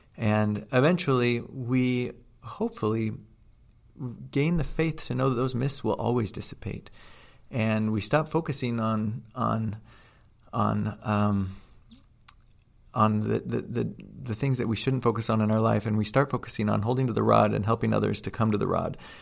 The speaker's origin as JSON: {"language": "English", "area": "outside of Seattle", "region": "Washington", "country": "United States", "tie": "born or raised there", "also_born_or_lived": "Utah", "moved": "yes", "said": "I grew up outside of Seattle"}